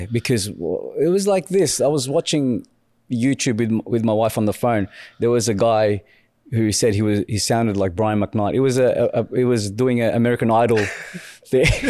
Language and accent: English; Philippines; now in Australia; my growing up in the Philippines